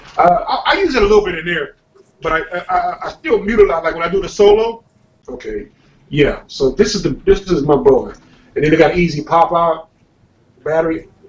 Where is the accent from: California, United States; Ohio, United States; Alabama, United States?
California, United States; I'm from California